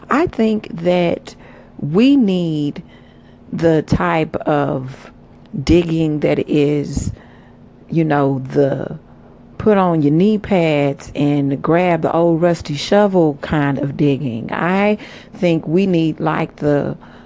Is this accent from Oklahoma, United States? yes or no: yes; Oklahoma, United States; I am from Oklahoma